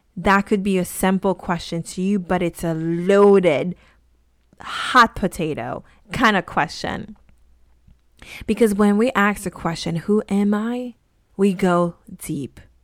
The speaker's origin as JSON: {"language": "English", "country": "Haiti", "tie": "born or raised there", "said": "I grew up in Haiti in a very conservative kinda town"}